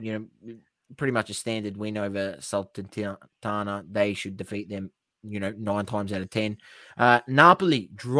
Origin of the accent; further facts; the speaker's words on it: Australia; we're Australian